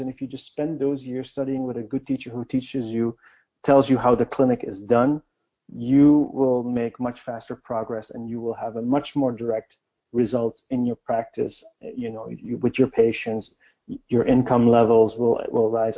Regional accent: Belgium; moved away as an adult; also born or lived in China; I'm from Belgium, and we grow up learning a lot of languages

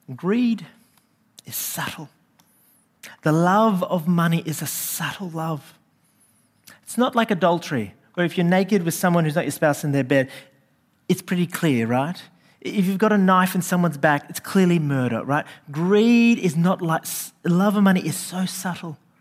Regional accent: Sydney, New South Wales, Australia; I grew up in Western Sydney

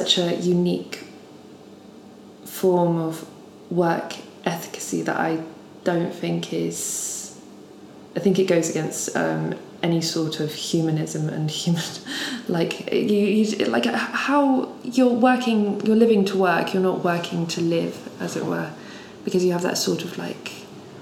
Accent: United Kingdom; also born or lived in Japan; being a British person

